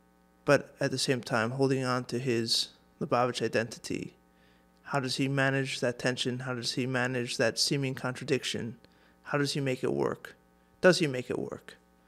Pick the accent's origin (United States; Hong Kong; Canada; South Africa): Hong Kong; I grew up in Hong Kong. My parents were also shluchim